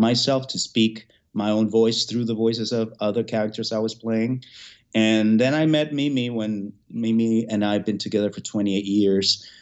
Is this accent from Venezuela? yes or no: yes; Venezuela; moved away as an adult; now in United States; Then my parents migrated from Cuba to Venezuela. I was born in Venezuela